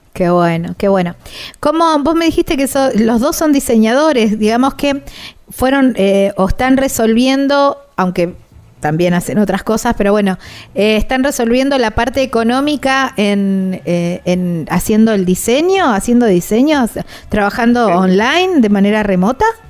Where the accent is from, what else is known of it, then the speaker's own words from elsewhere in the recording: southern Santa Fe province, Argentina; muy cerquita de donde yo soy